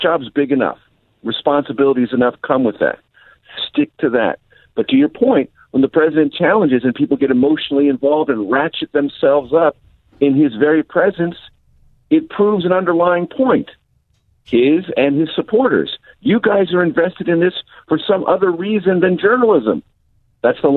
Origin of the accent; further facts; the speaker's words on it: San Diego, California, United States; moved away as an adult; also born or lived in Missouri / Amarillo, Texas / Las Vegas, Nevada / Houston, Texas; now in Washington, United States; I grew up in San Diego